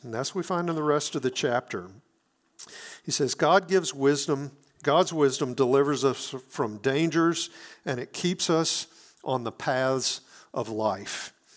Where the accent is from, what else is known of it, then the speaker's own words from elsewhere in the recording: Hattiesburg, Mississippi, United States; moved away; my hometown in Hattiesburg, Mississippi